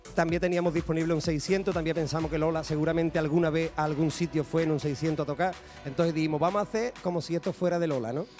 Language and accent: Spanish; San José de la Rinconada, Andalusia, Spain; mi pueblo